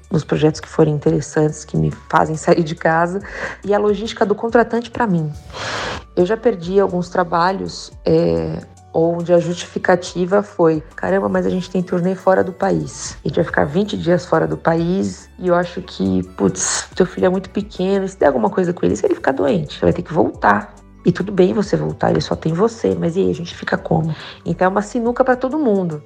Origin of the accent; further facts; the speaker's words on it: Santos, São Paulo, Brazil; also born or lived in Spain; now in São Paulo, Brazil; eu venho de Santos, que é um baita celeiro de músicos